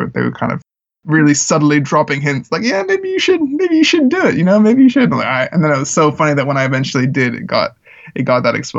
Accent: Czechia; I grew up in the Czech Republic where there was a lot of like American missionaries, and my family and I weren't missionaries.

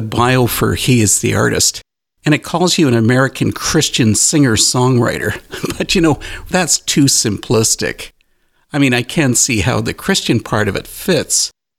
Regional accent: Canada; I'm a Canadian

